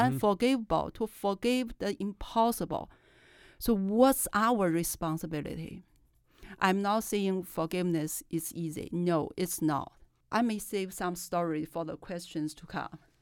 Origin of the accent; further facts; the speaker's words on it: China; English is a second language; moved away as an adult; I was raised in China